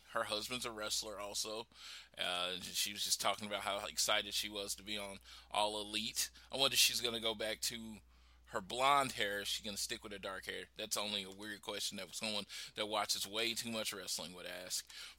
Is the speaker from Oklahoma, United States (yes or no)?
yes; Oklahoma City, Oklahoma, United States; born or raised there